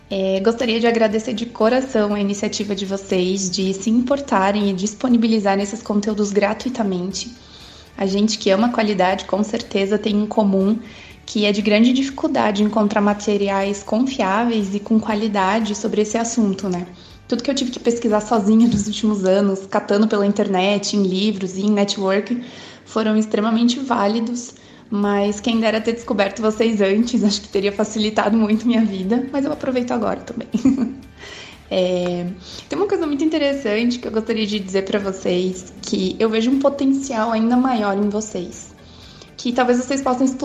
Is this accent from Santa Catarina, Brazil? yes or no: yes; Joinville, Santa Catarina, Brazil; Eu sou de Joinville, Santa Catarina.